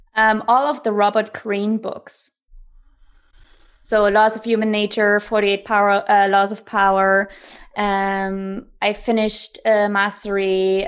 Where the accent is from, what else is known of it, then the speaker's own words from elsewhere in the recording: East Germany, Germany; moved away; growing up in Germany, I come from East Germany, so I was born behind the wall.